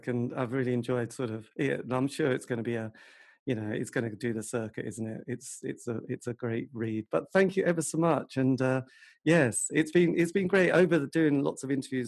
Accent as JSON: {"language": "English", "region": "England", "country": "United Kingdom", "said": "I'm English"}